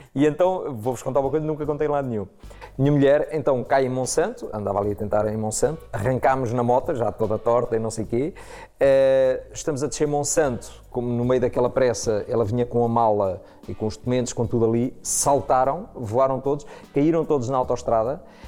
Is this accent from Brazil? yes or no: no; Proença Nova, Centro, Portugal; cresci em Proença Nova, Zona Centro